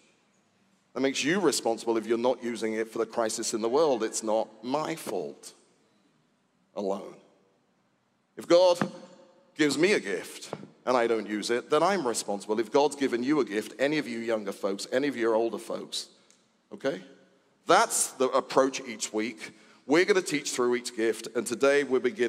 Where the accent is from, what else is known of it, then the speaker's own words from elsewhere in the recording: United Kingdom; I was born in Britain.